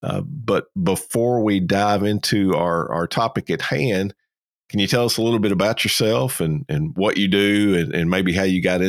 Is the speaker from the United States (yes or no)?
yes; Kentucky, United States; I'm originally from Kentucky.